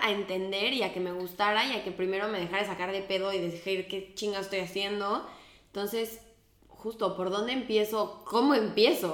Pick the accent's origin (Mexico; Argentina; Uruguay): Mexico; moved away as an adult; now in Spain; me salí de México